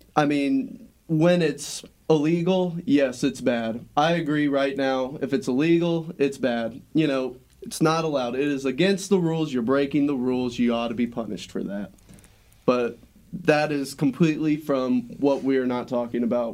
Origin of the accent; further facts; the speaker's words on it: United States; we, as the American people